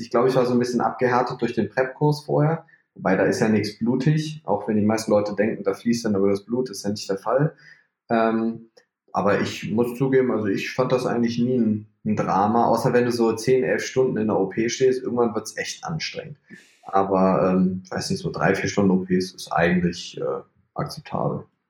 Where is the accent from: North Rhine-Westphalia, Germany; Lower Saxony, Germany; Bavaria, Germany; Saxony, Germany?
North Rhine-Westphalia, Germany; also born or lived in Leipzig / Magdeburg; Ich komme aus NRW, ich wohne in Bonn